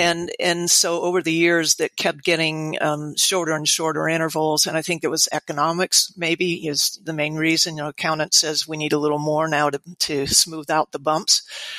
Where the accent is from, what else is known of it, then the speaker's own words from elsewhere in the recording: Florida, United States; moved away as an adult; now in Oregon, United States; and of course I'm from Florida, and I was there during the multiple use.